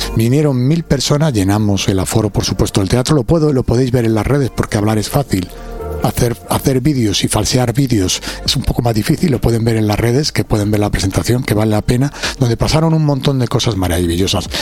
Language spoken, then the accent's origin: Spanish; Alcobendas, Community of Madrid, Spain; vengo de Alcobendas de Madrid